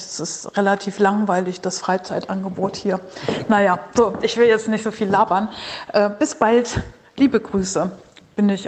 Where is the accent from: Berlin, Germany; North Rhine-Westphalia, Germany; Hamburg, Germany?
Berlin, Germany; aus Berlin